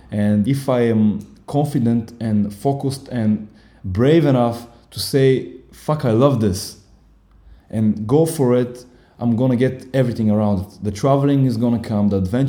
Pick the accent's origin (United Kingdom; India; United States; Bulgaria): Bulgaria; English is a second language; moved away as an adult; now in Berlin, Germany; I'm 25 years old. I come from Bulgaria, from a really small city in the mountain near Sofia, 1 hour away from the capital.